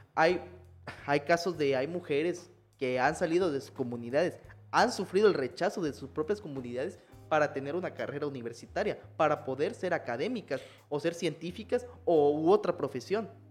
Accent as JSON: {"language": "Spanish", "region": "Chiapas", "country": "Mexico", "said": "nosotros como mexicanos o chiapanecos"}